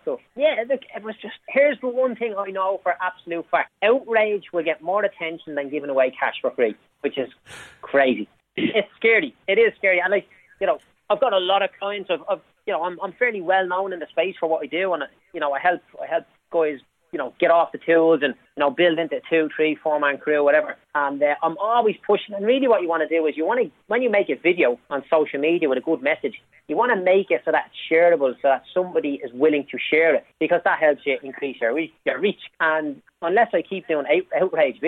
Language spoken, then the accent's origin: English; Dublin, Leinster, Ireland; born or raised there